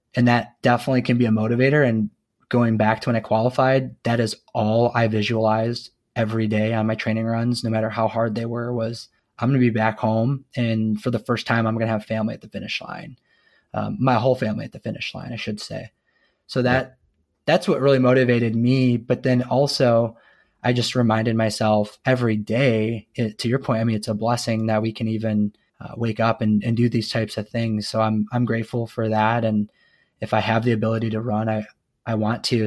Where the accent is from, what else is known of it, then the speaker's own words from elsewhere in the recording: Zeeland, Michigan, United States; moved away as an adult; now in Kansas City, United States; I'm originally from Zealand, Michigan, but I, I'm now in Kansas City, Missouri